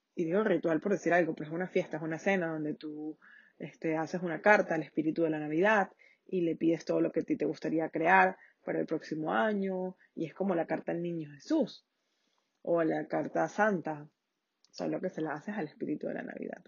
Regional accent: Venezuela; Yo soy de Venezuela

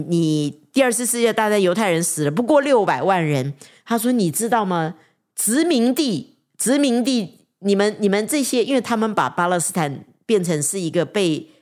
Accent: China; 人不为己，天诛地

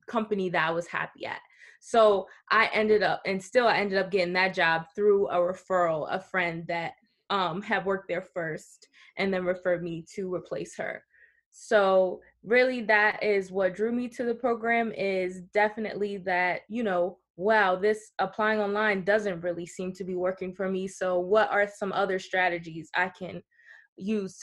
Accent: Southern Delaware, United States; moved away as an adult; also born or lived in Philadelphia; now in New York, United States; I'm originally from Southern Delaware, and about a year ago I moved to the city, the Big Apple

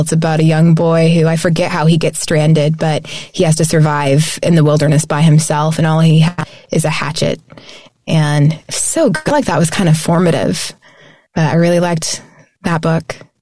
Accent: Tulsa, Oklahoma, United States; moved away as an adult; also born or lived in Kansas City; I grew up in Tulsa.

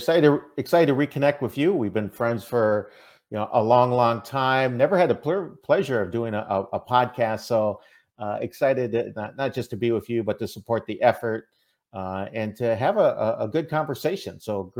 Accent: Minnesota, United States; accent: Minnesota; also born or lived in Lubbock, Texas; I was born in Lubbock, Texas, so up by the Panhandle. So that's why I say, soy Tejano. I am a Texan. But even though I was born in Texas, you know, I don't know if you know this. I grew up in Minnesota. I still got that Minnesota accent.

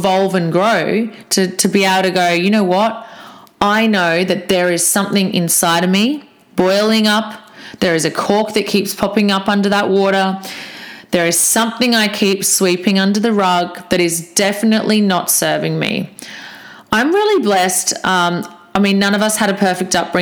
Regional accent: Australia; I'm Aussie.

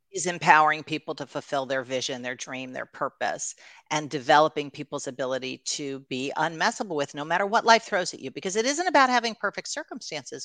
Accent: New York, United States; also born or lived in Los Angeles; we were living in, uh, Los Angeles at the time, but I'm from New York

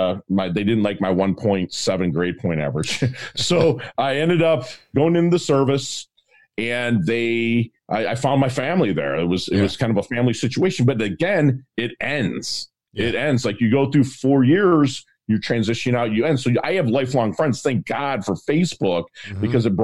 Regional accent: Philippines; born there; also born or lived in United States; I was born in 1972. I was born in the Philippines during the Vietnam War or conflict or whatever they called it then.

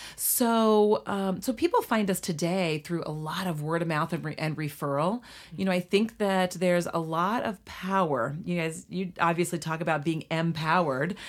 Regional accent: Litchfield, Illinois, United States; we moved to my hometown of Litchfield, Illinois, we as kids were ages two, three, and four

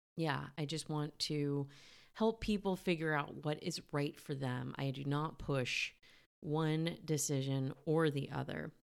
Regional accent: Cupertino, California, United States; I'm a Northern California born and raised girl

